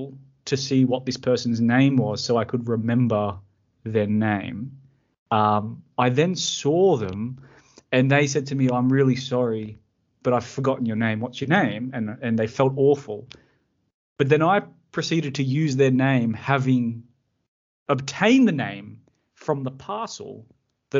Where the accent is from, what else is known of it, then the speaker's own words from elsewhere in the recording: Emerald Beach, New South Wales, Australia; we were like growing up in Emerald Beach, small town, everyone knew everyone